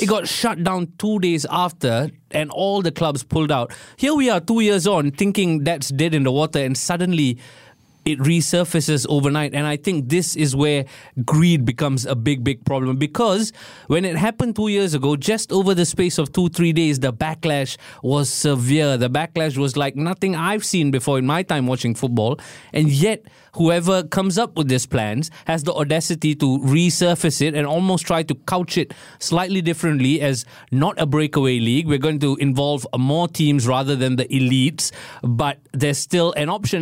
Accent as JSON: {"language": "English", "country": "Singapore", "said": "as a Singaporean"}